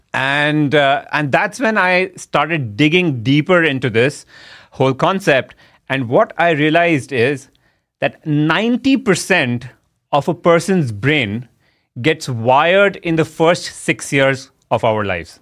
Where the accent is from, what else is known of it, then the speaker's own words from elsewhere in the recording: India; moved away as an adult; also born or lived in United States; my home country